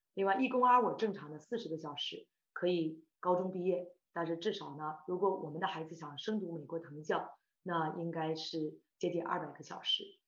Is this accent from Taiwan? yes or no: no; Shandong, China; moved away as an adult; now in Toronto, Canada; 我是山东人啊